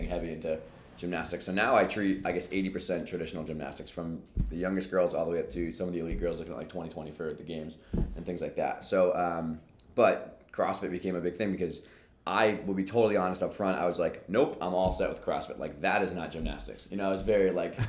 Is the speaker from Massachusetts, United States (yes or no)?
yes; Boston, Massachusetts, United States; I'm from Boston